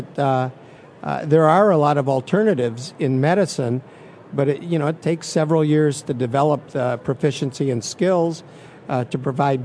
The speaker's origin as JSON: {"language": "English", "region": "Michigan", "country": "United States", "moved": "as an adult", "lives_now": "Tennessee, United States", "said": "I'm originally from Michigan, went to medical school and graduate school, combined academic programs in Michigan"}